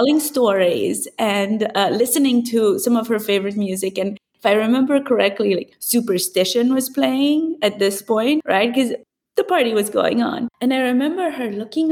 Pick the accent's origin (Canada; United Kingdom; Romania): Romania; Transylvania; moved away; So because I grew up in Transylvania, raised by my grandparents